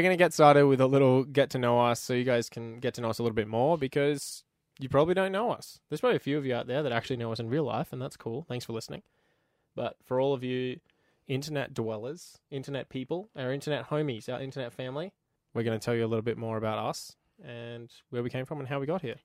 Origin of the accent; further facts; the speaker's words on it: Queensland, Australia; moved away as an adult; now in Canada; I'm actually from Queensland, Australia